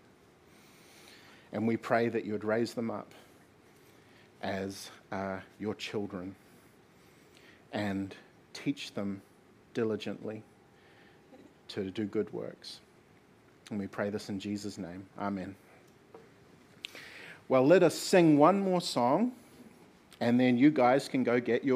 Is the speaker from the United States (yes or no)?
no; Gisborne, New Zealand; I'm from Gisborne